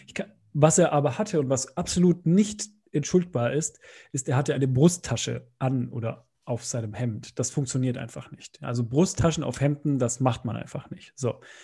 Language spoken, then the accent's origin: German; Bavaria, Germany; moved away; bei uns in Bayern irgendwie in der neunten Klasse so ein Klassenbuch eingeführt